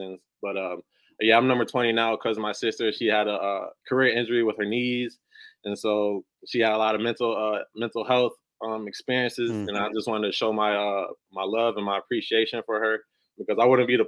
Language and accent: English; Rockford, Illinois, United States; moved away as an adult; also born or lived in Evansville, Indiana; now in St. Louis, United States; I'm really from Rockford, Illinois, middle school, high school. Like, I claim to be from Rockford, 815